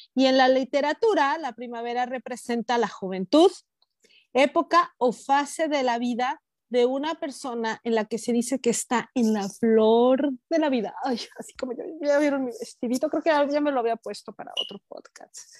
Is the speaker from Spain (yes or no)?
no; Morelos, Mexico; yo recuerdo de niña ahí en Morelos